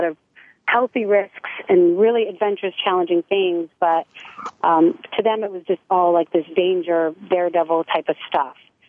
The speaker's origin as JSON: {"language": "English", "region": "New England", "country": "United States", "also_born_or_lived": "Maine / Arizona / California", "moved": "as an adult", "said": "I grew up very close with my family. We're from New England"}